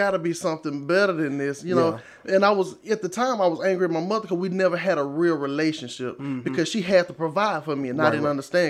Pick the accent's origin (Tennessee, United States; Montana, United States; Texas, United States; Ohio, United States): Texas, United States; Marshall; I grew up in Marshall, Texas, born and raised, you know, down East Texas.